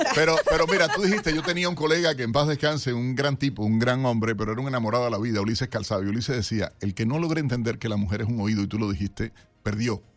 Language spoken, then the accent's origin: Spanish; Cuba; now in United States; como cubano